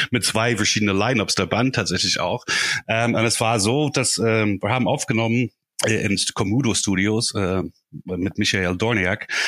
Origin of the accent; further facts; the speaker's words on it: Ireland; German is a second language; moved away as an adult; also born or lived in Dublin; now in Germany; Die sind in Irland, wo ich herkomme, sind die auch ziemlich üblich.